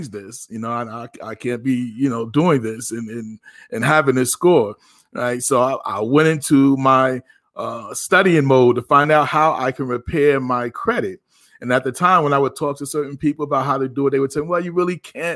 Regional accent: Passaic, New Jersey, United States; also born or lived in Paterson, New Jersey; now in Virginia, United States; Born in Patterson, raised in Passaic

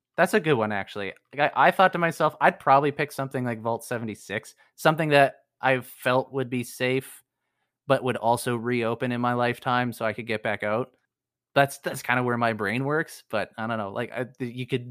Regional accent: Canada; I'm Canadian

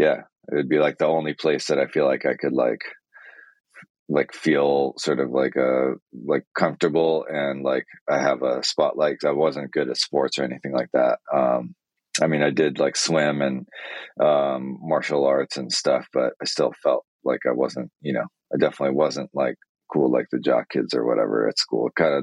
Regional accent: Niigata, Japan; born there; So I was born in Japan in Niigata, which is northwest on the main island.

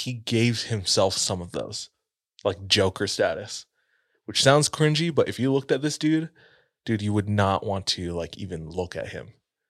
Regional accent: Philippines; And I say this as a Filipino.

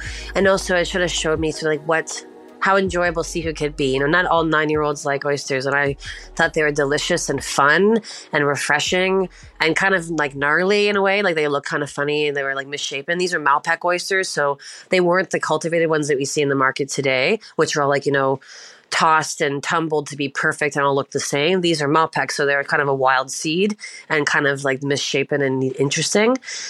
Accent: Prince Edward Island, Canada; I'm currently located in Ontario, but I'm from the east coast of Canada. I'm from Prince Edward Island, which is like the smallest island in Canada

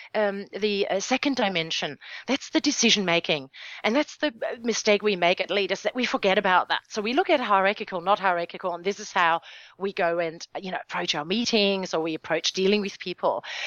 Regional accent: Germany; my home country, Germany.

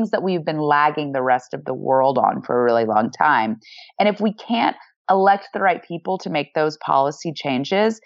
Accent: the South, United States; moved away; I grew up in the South

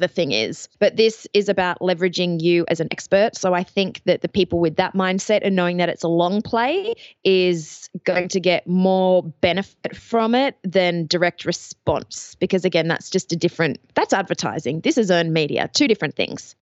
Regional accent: Australia; accent: Australian; also born or lived in Athens, Ohio; You might notice from the accent I am Australian

